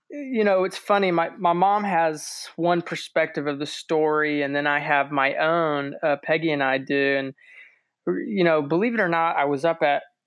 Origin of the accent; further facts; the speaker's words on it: St. Petersburg, Florida, United States; we lived and we were raised in St. Pete